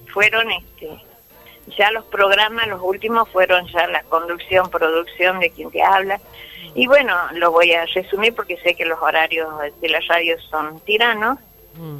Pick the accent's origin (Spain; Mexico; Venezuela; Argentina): Argentina; Famaillá, Tucumán; accent: tucumano; Nacida, criada en Famayá